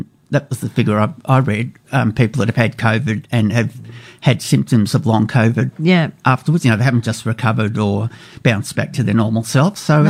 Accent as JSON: {"language": "English", "town": "Melbourne", "region": "Victoria", "country": "Australia", "tie": "born or raised there", "moved": "yes", "lives_now": "Canberra, Australia", "said": "growing up in Melbourne."}